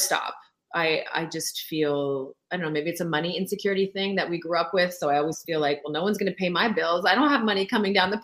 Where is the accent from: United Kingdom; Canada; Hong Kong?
Canada; Sept-Îles, Quebec; first language French; English is a second language; also born or lived in Lac-Mégantic; I would have been born there had my dad not been transferred to Sept-Îles, which is where I was born in Northern Quebec